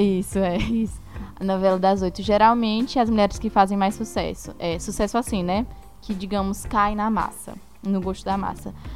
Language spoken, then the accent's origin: Portuguese; Itaúna?, Ceará, Brazil; na minha cidade, por exemplo, até hoje não tem. Que é, eu sou de Itauá, no Ceará